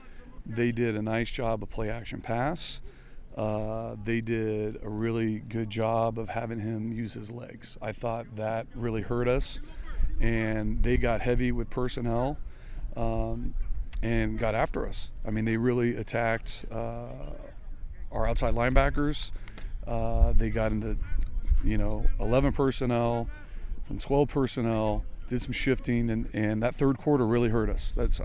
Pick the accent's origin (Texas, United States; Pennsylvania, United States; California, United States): California, United States; live here in California, which is – I'm originally from California.